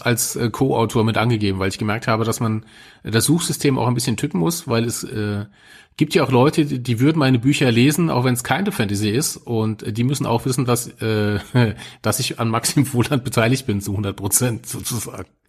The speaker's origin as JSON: {"language": "German", "country": "Germany", "said": "als Deutscher"}